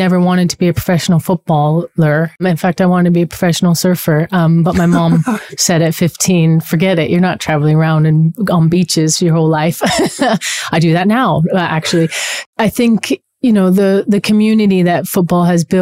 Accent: Los Angeles, California, United States; also born or lived in New Zealand; My parents are both Kiwis. They were born in Christchurch, but my sister and I were born in LA. So we grew up sort of being Kiwi American

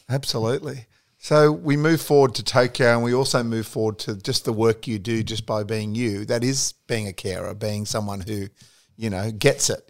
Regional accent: Australia; being an Aussie sports lover

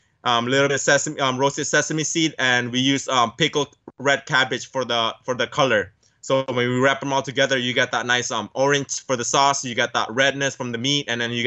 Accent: California, United States; Growing up in San Gabriel Valley, where a majority of Asians, I'm so lucky to live around that neighborhood

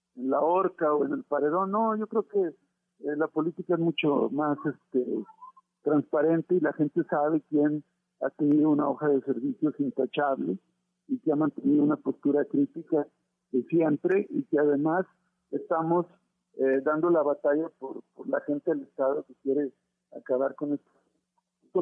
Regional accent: Coahuila, Mexico; allá en mi tierra

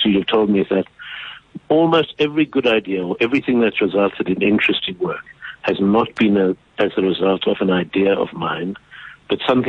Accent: South Africa; in South Africa we grew up so aware of our shameful ongoing history

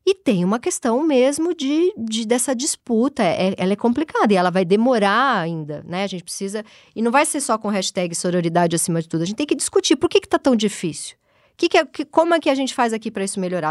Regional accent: Brazil; eu nasci na Zona Leste

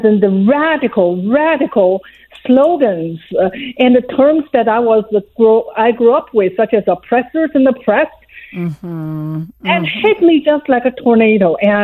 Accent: China; English is a second language; moved away as an adult; now in United States; I was born in China, in Mao's China

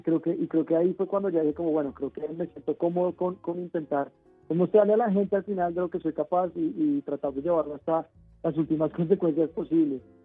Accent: Colombia

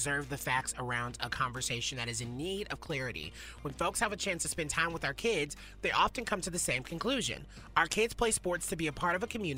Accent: the South, United States; Growing up in the South

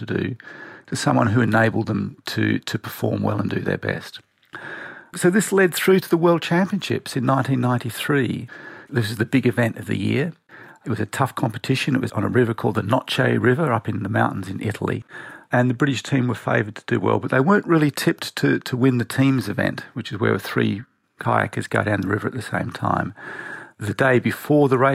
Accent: Tasmania, Australia; I grew up in Tasmania in Australia

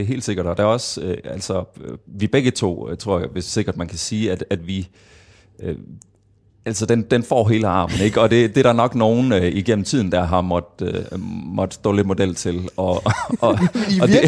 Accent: Kolding, Southern Denmark, Denmark; jeg startede i Kolding, hvor jeg er fra

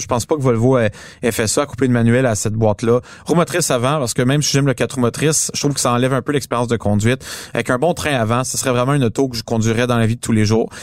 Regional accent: Montreal, Quebec, Canada; on est des Montréalais

